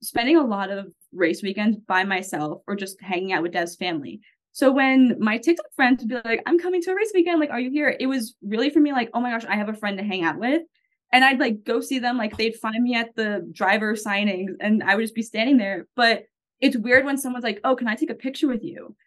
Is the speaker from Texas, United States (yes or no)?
no; Long Island, New York, United States; accent: Long Island Italian; also born or lived in Naples, Florida / Miami, Florida; now in Indiana, United States; I'm not even from Jersey, but the New York, like specifically Long Island, how everyone like makes fun of my accent. Long Island Italian, like I'm not even Italian at all, but my entire town was.